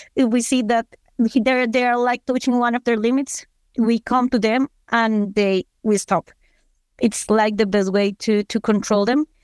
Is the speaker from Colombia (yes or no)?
yes; Colombia; I'm from Colombia